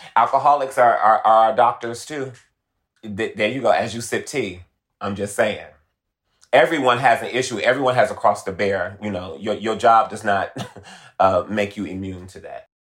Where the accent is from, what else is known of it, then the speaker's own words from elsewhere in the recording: Detroit, Michigan, United States; moved away as an adult; now in Los Angeles, United States; I'm originally from Detroit. I'm a Motor City baby